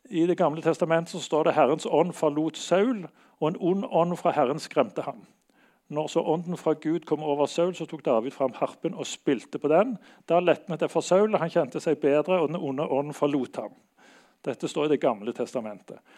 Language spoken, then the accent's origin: Norwegian; Bergen, Vestland, Norway; now in Oslo, Norway; Jeg flytta fra Bergen til Oslo her for ja, nokså lenge siden.